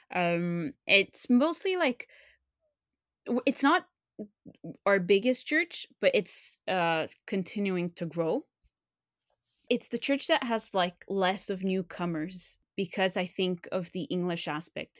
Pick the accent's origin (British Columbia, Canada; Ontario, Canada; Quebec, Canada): Quebec, Canada; Montreal; first language French; English is a second language; I was born and raised in Montreal